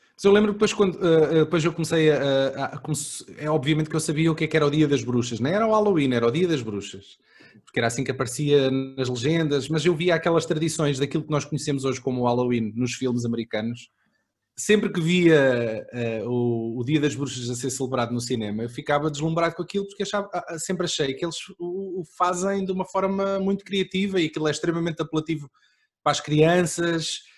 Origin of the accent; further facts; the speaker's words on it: Aveiro District, Portugal; eu sou mais de cima, sou do distrito de Aveiro